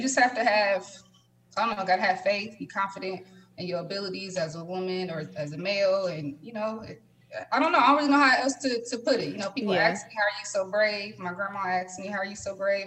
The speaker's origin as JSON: {"language": "English", "town": "Indianapolis", "region": "Indiana", "country": "United States", "tie": "born or raised there", "moved": "as an adult", "lives_now": "Houston, United States", "said": "I'm born and raised in Indianapolis all my life"}